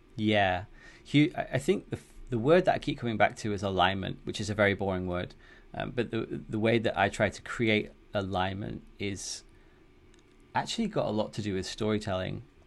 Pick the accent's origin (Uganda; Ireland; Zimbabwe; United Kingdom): United Kingdom; the north of England; accent: northern; moved away as an adult; now in Amsterdam, Netherlands; I'm from the U K originally, as you can probably tell from my northern accent.